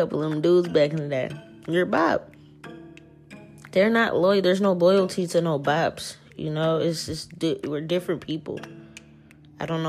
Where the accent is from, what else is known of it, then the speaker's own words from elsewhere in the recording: New Orleans, Louisiana, United States; now in Seattle, United States; I'm not even from Seattle, dog. Like, I'm from New Orleans